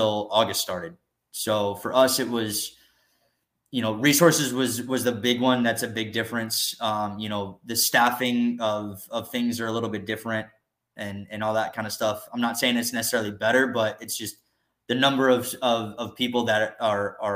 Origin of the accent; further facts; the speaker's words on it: Tulsa, Oklahoma, United States; moved away as an adult; also born or lived in Corpus Christi, Texas; I'm from Tulsa. So I grew up here in Tulsa